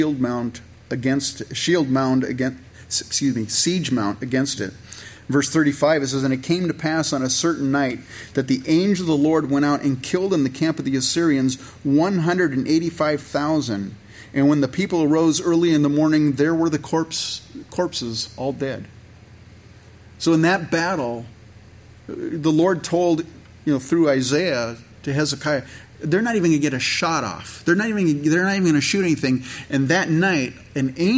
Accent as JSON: {"language": "English", "area": "Santa Clara Valley", "region": "California", "country": "United States", "tie": "born or raised there", "said": "I grew up in California"}